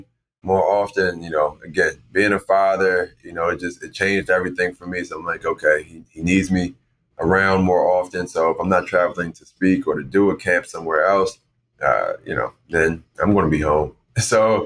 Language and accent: English; Philadelphia, Pennsylvania, United States; growing up in North Philly